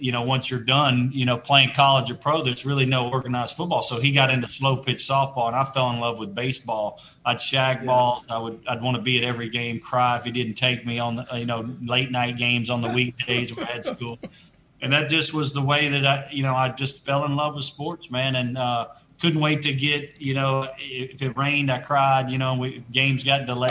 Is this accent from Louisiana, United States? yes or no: yes; Shreveport, Louisiana, United States; moved away; also born or lived in Atlanta; the private school situation in my hometown